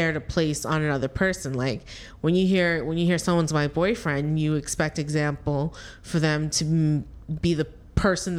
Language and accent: English; Canada; I'm Canadian